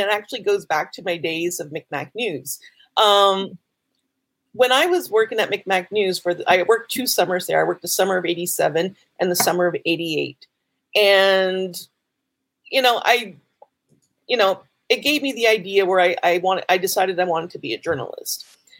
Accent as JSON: {"language": "English", "area": "Sipekne'katik First Nation", "region": "Nova Scotia", "country": "Canada", "said": "I am from the Sebaganegatee First Nation, which is the second largest Mi'kmaq community in Nova Scotia."}